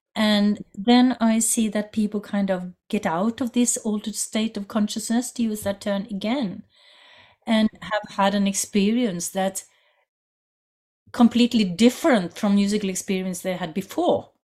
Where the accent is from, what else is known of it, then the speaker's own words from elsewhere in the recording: Norway; I come from Norway